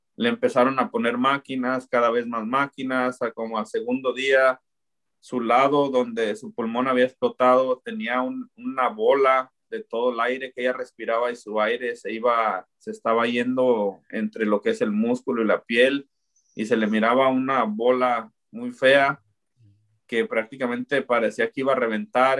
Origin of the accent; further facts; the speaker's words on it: Zapopan, Jalisco, Mexico; moved away as an adult; also born or lived in Guadalajara, Jalisco / Olympia, Washington; now in Lacey, United States; soy originario de Guadalajara, pero yo crecí en Zapopan